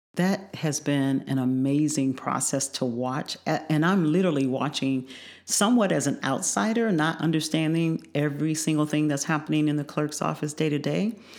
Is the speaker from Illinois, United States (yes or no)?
yes; Joliet, Illinois, United States; also born or lived in Chicago, United States; now in Champaign-Urbana, United States; I actually grew up in the northern part of the state. I grew up in Joliet. I went to elementary and high school there.